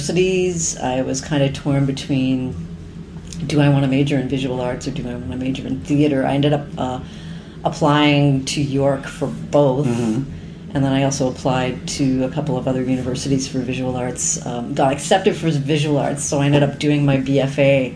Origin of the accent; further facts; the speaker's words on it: Burlington, Ontario, Canada; also born or lived in Hamilton; I grew up in Burlington, and I went to high school in Hamilton.